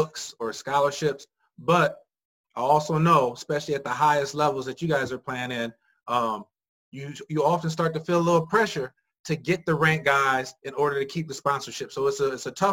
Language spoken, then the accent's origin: English; Indiana, United States; I'm from Indiana